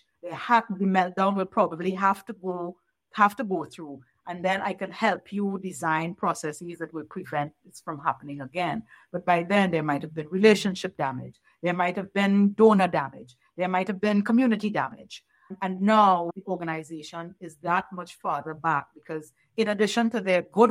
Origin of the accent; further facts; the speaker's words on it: Trinidad & Tobago; moved away; working with the court system in my home country of Trinidad and Tobago